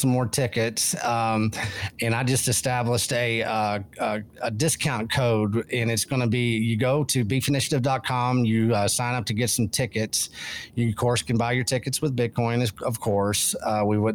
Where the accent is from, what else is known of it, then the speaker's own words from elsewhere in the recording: Texas, United States; Texas, growing up in Texas, we got a form of toughness to us